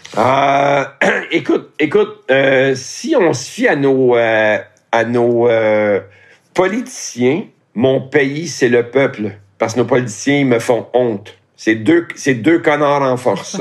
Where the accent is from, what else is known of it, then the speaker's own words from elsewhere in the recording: Montreal, Quebec, Canada; also born or lived in Laurentides; je suis né à Montréal, et j'ai vécu à Montréal aussi euh, pendant un certain temps